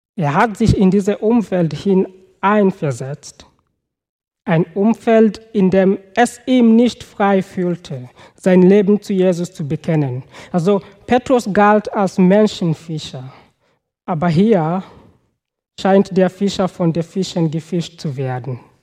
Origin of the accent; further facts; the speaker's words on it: Kenya; German is a second language; moved away; Also ich komme aus Kenia